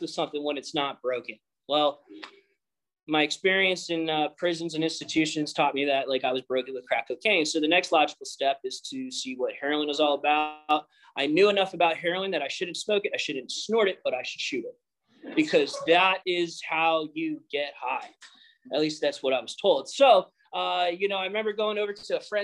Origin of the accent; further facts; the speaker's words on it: Philadelphia, Pennsylvania, United States; I grew up on the East Coast, Philadelphia.